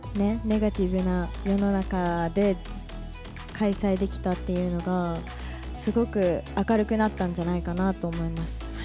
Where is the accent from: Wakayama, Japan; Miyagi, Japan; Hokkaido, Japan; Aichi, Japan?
Hokkaido, Japan; Tōyako; 私洞爺湖町出身で